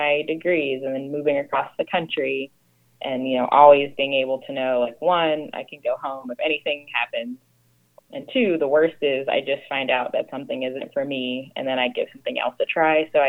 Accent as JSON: {"language": "English", "town": "Cincinnati", "region": "Ohio", "country": "United States", "moved": "as an adult", "lives_now": "Los Angeles, United States", "said": "I'm originally from Cincinnati, Ohio"}